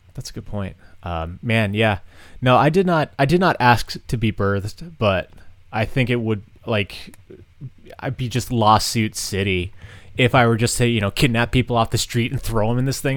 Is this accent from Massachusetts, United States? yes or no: yes; Massachusetts, United States; moved away; I'm, I'm from Massachusetts.